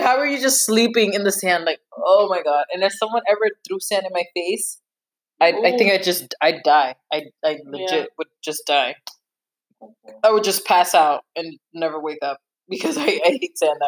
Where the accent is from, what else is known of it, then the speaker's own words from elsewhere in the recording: United States; I'm so American